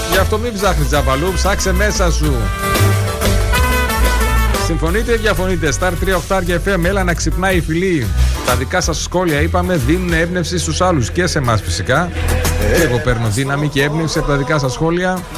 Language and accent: Greek; Thessaloniki, Central Macedonia, Greece; moved away as an adult; now in Xanthi, Greece; Είμαι από Θεσσαλονίκη, έχω γεννηθεί, έχω μεγαλώσει στη Θεσσαλονίκη, ήρθα εδώ για σπουδέ και έμεινα, παντρεύτηκα. Λατρεύω την Ξάνθη, λατρεύω τον κόσμο τη Ξάνθη.